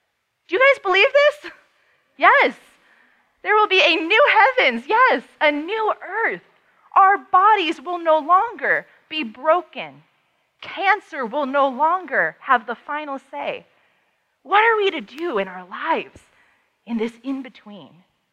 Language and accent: English; Paris, Île-de-France, France; also born or lived in Amsterdam / Vienna; I was growing up in Europe at the time. My parents raised us overseas. I am not a military brat, and I'm not a missionary kid.